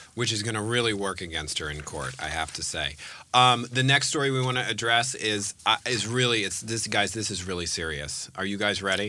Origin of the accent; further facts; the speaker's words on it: Bay Area, California, United States; I was born in the Bay Area